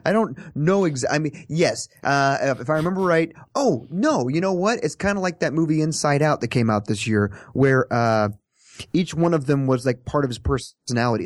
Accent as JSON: {"language": "English", "region": "Kansas", "country": "United States", "moved": "yes", "said": "I'm from Kansas. When, when a tornado siren goes off, we step outside under the porch and look around and say, \"Where is it?\""}